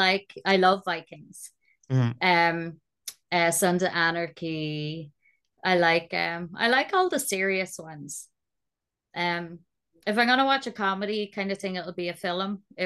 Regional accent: Ireland; So being Irish, you know, our second language is the curse.

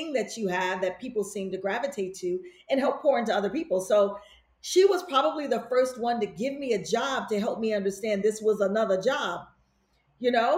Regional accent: Chicago, Illinois, United States; moved away; also born or lived in New York City; growing up in Chicago, it's a very kind of pragmatic spirit

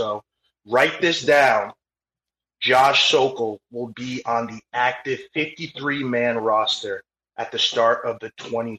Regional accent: New England, United States; now in Baltimore, United States; Living in Baltimore and then growing up in New England, not too much purple love all around.

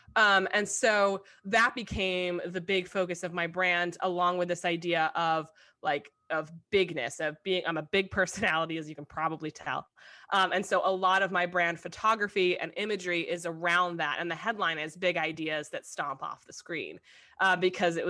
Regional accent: New York, United States; I'm a New Yorker

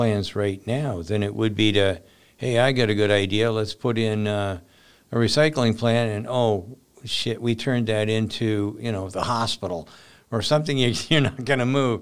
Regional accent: Canada; now in United States; I was born in Canada. Things were a lot different when I was in Canada

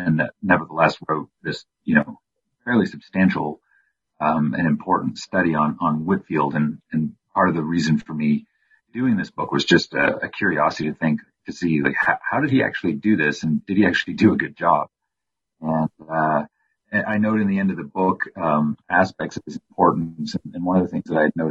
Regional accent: Windsor, Ontario, Canada; now in Colorado, United States; my hometown of Windsor, Ontario

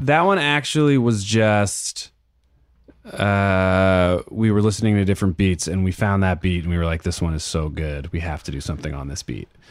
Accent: Berkeley, California, United States; also born or lived in Oakland; I'm from Berkeley, so I grew up with the A's

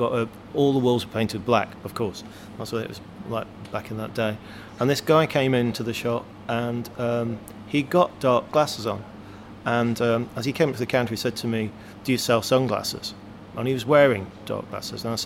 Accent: Nottingham, East Midlands, United Kingdom; growing up in Nottingham, as I did at that time

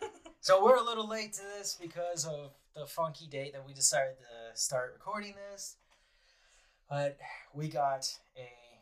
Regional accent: United States; I'm American.

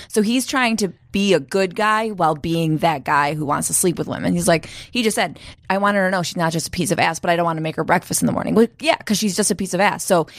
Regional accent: Portland, United States; by the way, I'm from Portland.

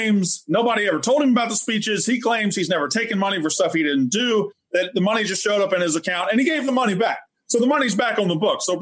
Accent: Mississippi, United States; I am not just originally from Mississippi. I am, in fact, from Mississippi

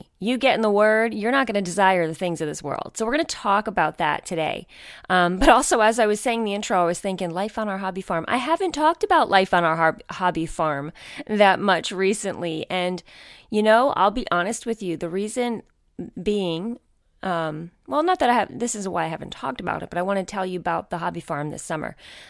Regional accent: New York, United States; We did not grow up in the country. I grew up right outside of New York City.

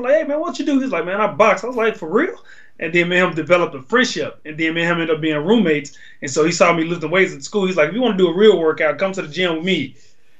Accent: Dallas, Texas, United States; also born or lived in Chicago; I grew up in Dallas and Chicago.

